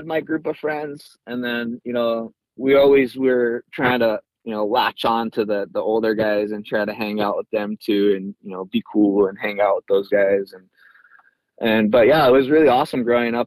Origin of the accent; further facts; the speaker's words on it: Hanalei, Hawaii, United States; also born or lived in North Shore, Oahu; growing up in Hanalei was really cool